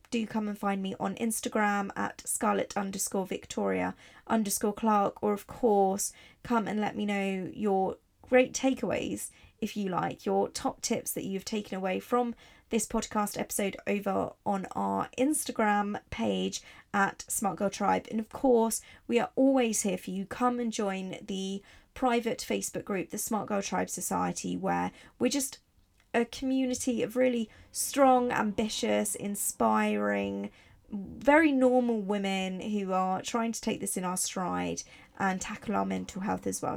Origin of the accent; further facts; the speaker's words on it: Italy; moved away; also born or lived in Barcelona; I grew up in Italy